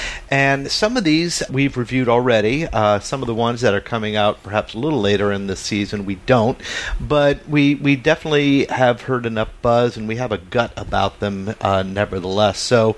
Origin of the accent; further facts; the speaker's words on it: Montclair, New Jersey, United States; First, the author resides in my hometown, Montclair.